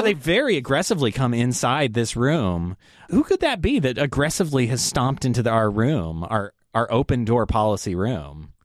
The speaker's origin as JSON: {"language": "English", "town": "Las Vegas", "region": "Nevada", "country": "United States", "moved": "yes", "said": "I'm from Las Vegas originally"}